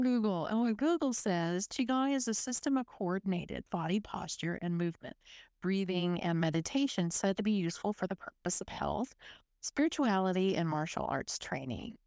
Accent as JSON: {"language": "English", "region": "South Texas", "country": "United States", "tie": "born or raised there", "accent": "Texas U S", "moved": "as an adult", "lives_now": "Melbourne, Australia", "said": "I grew up in South Texas in a little coastal city. It was right next to the Gulf of Mexico"}